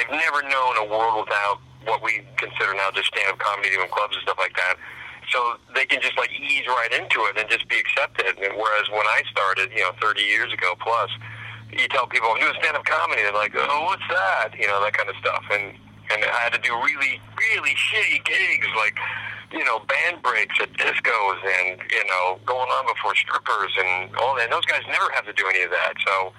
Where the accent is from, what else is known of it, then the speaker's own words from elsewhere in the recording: Coeur d'Alene, Idaho, United States; Coeur d'Alene, Idaho.